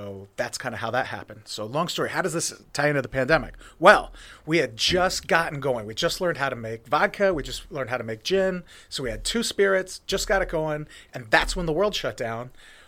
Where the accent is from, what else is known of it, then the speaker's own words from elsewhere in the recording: Jersey Shore, Pennsylvania, United States; So I told you I'm from Jersey Shore, Pennsylvania. That's where Pine Creek is.